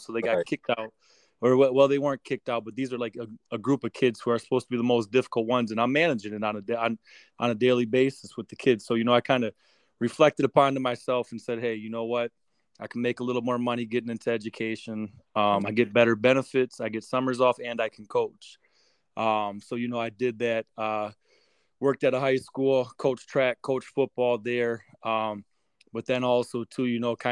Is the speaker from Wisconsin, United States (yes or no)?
yes; Racine, Wisconsin, United States; my hometown of Racine